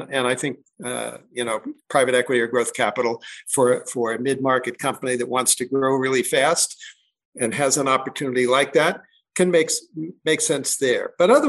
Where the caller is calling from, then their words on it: Crested Butte, Colorado, United States; I'm calling in from a little mountain town called Crested Butte, Colorado.